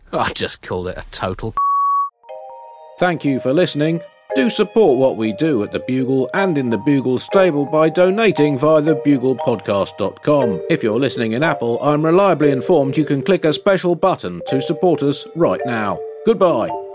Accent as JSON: {"language": "English", "country": "United Kingdom", "said": "we're British."}